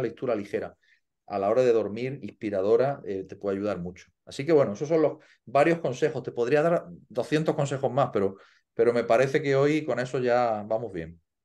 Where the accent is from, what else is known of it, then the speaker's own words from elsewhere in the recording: Andalusia, Spain; siendo español y andaluz